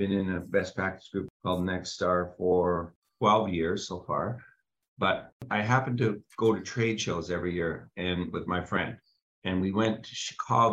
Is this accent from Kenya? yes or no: no; Canada; us being Canadian, me jumping across the border